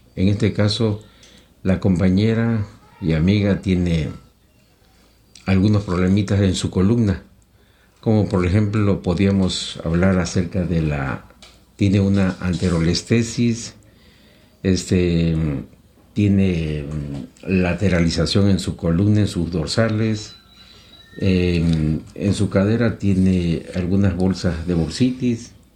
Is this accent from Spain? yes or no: no; Mexico; soy mexicano